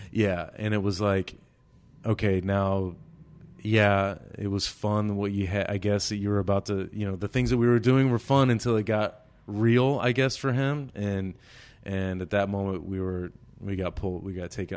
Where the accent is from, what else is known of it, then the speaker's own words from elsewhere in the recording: United States; I'm an American